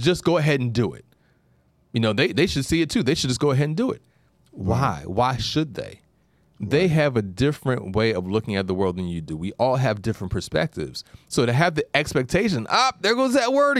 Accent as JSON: {"language": "English", "region": "New York", "country": "United States", "said": "being a New Yorker"}